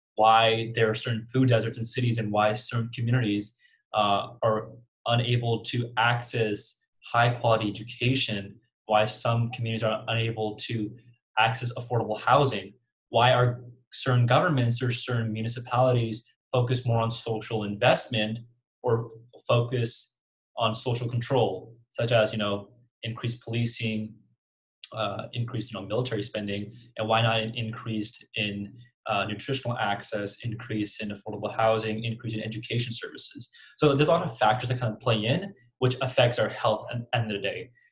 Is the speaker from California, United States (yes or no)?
yes; Central Valley, California, United States; I'm from the Central Valley, right? And um, I've grown up in the Central Valley